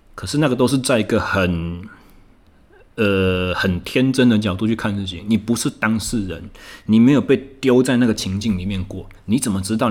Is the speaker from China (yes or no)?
no; Taichung, Taiwan; 我回到我的故乡台中，我目前在进行重新又回到了自由教练的这个职场